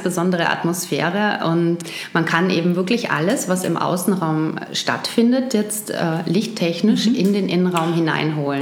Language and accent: German; Wuppertal, North Rhine-Westphalia, Germany; also born or lived in Düsseldorf; now in Vienna, Austria; geboren bin ich in Wuppertal und dort bin ich aufgewachsen unter anderem und auch in Düsseldorf